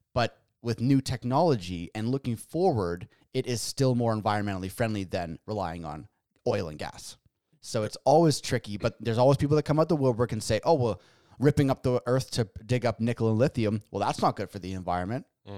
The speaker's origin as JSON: {"language": "English", "country": "Canada", "said": "Josh and I were Canadian."}